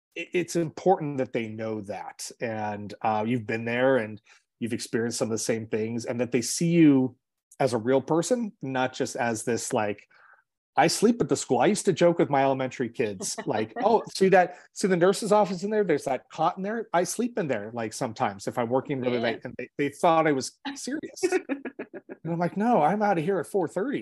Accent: Los Angeles, California, United States; growing up in Los Angeles, my school did not have air conditioning

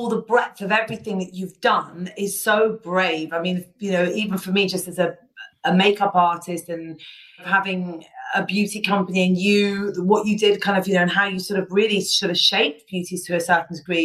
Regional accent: Ibiza, Balearic Islands, Spain; I grew up in Ibiza.

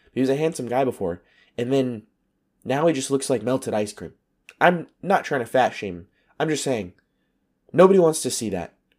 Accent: United States; moved away; my American citizenship

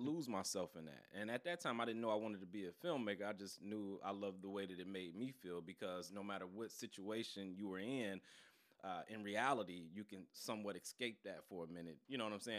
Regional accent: Detroit, Michigan, United States; born and raised in Detroit.

